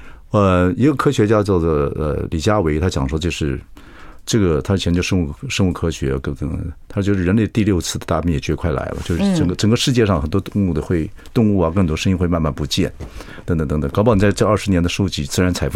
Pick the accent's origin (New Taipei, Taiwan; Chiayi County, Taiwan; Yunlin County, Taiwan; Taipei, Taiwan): Chiayi County, Taiwan; 我的老家嘉义上面